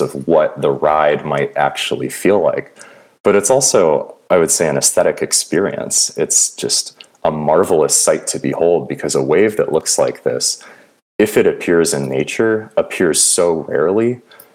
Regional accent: Santa Cruz, California, United States; I grew up in Santa Cruz, California

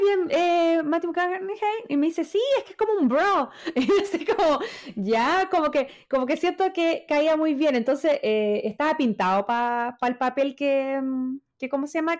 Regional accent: Chile; como chilena

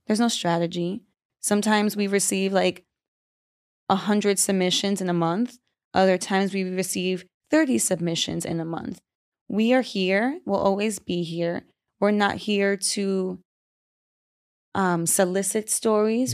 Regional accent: New York, United States; I'm Caribbean from New York

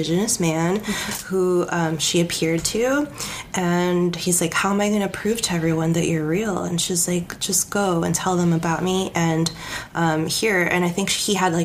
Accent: California, United States; now in Oregon, United States; I'm from California, sorry, Oregonian. But I claim Oregon now

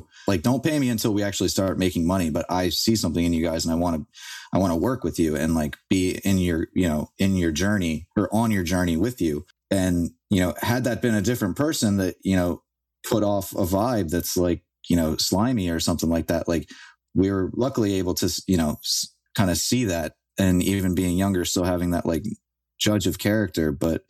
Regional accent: Philadelphia, Pennsylvania, United States; I'm from South Philly. I lived there for, you know, 20 years.

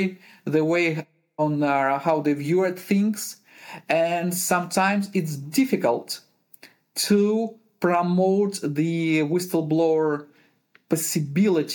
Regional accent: Uzbekistan; also born or lived in Ukraine / Kazakhstan / Russia / Germany; now in Netherlands; Originally, I'm from Uzbekistan.

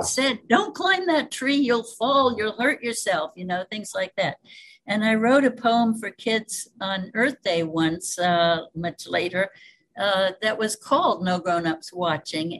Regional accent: Cairo, New York, United States; also born or lived in Canada / Greece / Peru / Spain; now in Hawaii, United States; I uh, was born in the Hudson Valley

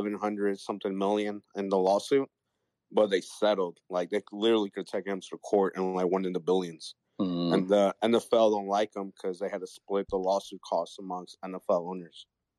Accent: St. Louis, Missouri, United States; I'm from St. Louis.

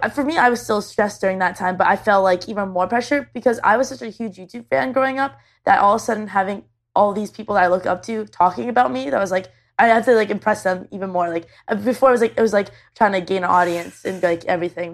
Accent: Canada; I'm Canadian.

